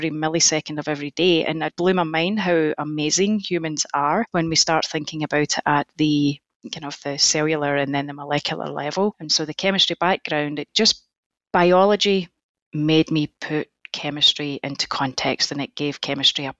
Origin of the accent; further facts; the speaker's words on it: Scotland, United Kingdom; moved away as an adult; now in United States; my home country of Scotland